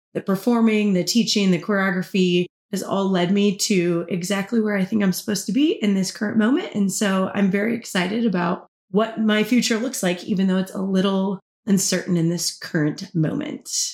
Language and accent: English; Kansas, United States; moved away as an adult; also born or lived in Oklahoma City, United States; now in Tampa, United States; I'm originally from Kansas, the Midwest, all the way